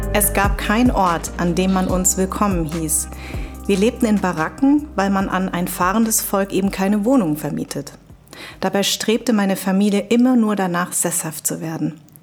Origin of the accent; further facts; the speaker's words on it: Darmstadt, Hesse, Germany; Darmstadt ist ja auch mein Geburtsort.